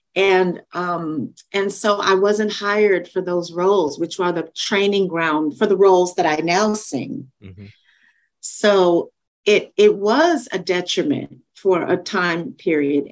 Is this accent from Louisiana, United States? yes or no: yes; Shreveport, Louisiana, United States; I was the first Black person in the Suzuki violin program in my hometown